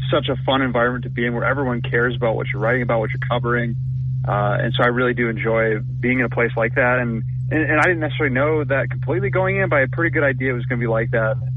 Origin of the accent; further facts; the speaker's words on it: Minnesota, United States; moved away as an adult; now in Tuscaloosa, United States; I'm from Minnesota, so when you talk about weather, uh, we know cold weather